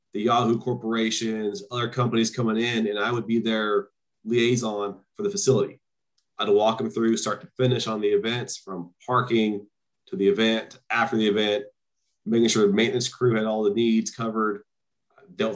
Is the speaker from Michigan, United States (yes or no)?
no; Turlock, California, United States; also born or lived in San Mateo, California; I'm from Turlock, Modesto, originally